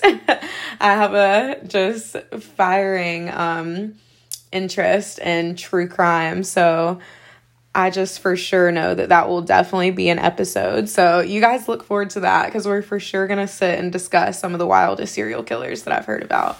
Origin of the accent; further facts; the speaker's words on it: Seneca, South Carolina, United States; I am from Seneca, South Carolina